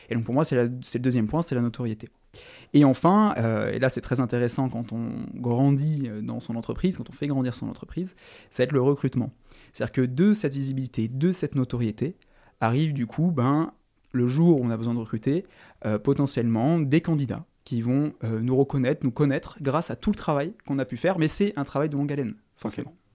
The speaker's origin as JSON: {"language": "French", "town": "Toulon", "region": "Provence-Alpes-Côte d'Azur", "country": "France", "said": "j'ai 27 ans et euh, je viens de Toulon, dans le sud."}